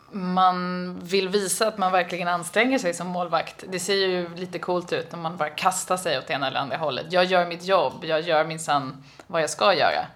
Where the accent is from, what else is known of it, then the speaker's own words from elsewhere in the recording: Sweden; jag kommer från Sverige